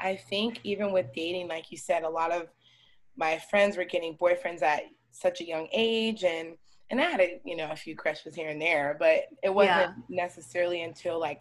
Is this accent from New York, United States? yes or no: no; Scottsdale, Arizona, United States; also born or lived in Chicago, Illinois; I'm from Chicago and growing up around people that look like me. And I moved out here when I was 7 to Scottsdale